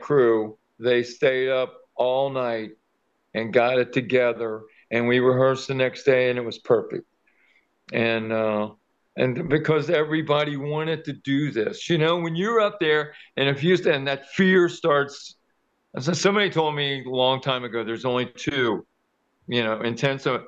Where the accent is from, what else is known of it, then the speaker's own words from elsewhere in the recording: Kentucky, United States; I was born and raised in Kentucky, but I played around Cincinnati, which is just right across the river